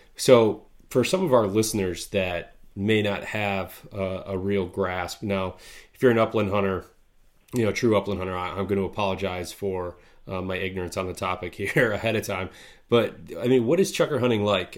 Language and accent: English; Midwest, United States; growing up in the Midwest here